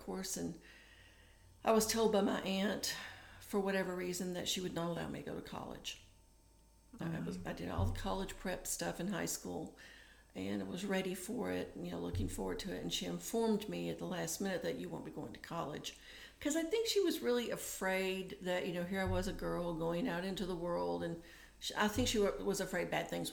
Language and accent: English; Tennessee, United States; also born or lived in Michigan; I was sent from Michigan to Tennessee to live with an aunt